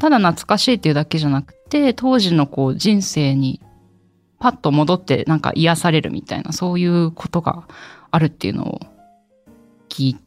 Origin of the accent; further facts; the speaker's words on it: Kagoshima, Japan; ぜひお読みください、はい、今日のテーマは私の出身の鹿児島の方言につい